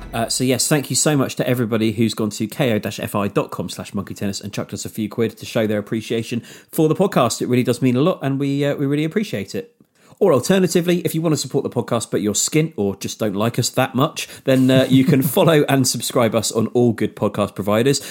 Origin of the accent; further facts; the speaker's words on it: near Exeter, Devon, South West England, United Kingdom; near Exeter in Devon, uh, near my, near my hometown.